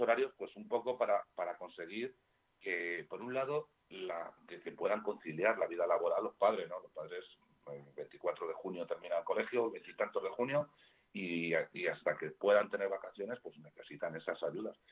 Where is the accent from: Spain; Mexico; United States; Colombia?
Spain; Community of Madrid; los que estamos al sur de Parla, que estamos al sur del sur, somos madrileños de tercera